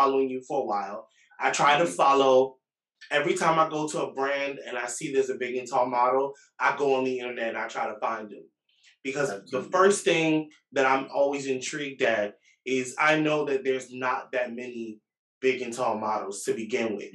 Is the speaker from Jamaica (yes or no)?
yes; Jamaica; I'm Jamaican